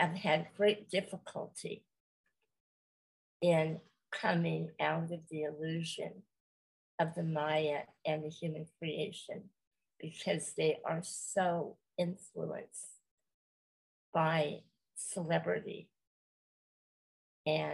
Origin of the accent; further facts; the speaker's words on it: California, United States; I am from California, and I have lived here the majority of my life